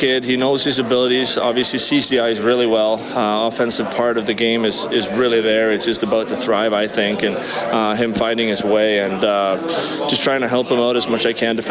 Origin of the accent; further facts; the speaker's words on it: Sweden; moved away as an adult; also born or lived in Tennessee / Nashville; now in Edmonton, Canada; We're from Sweden